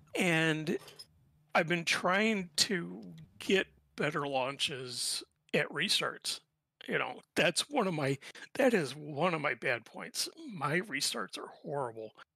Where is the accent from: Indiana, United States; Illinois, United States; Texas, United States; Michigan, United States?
Indiana, United States; Indianapolis; also born or lived in near Chicago; now in Chicago, United States; I'm from originally from Indianapolis. I grew up there. Uh, right now I'm living in just outside of Chicago.